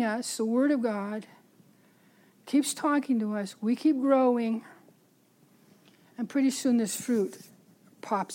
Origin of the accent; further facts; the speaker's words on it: San Francisco, California, United States; I grew up in San Francisco